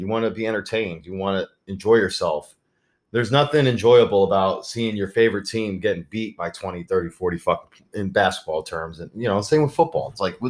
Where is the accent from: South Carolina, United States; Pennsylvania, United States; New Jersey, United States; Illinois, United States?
New Jersey, United States; we're from New Jersey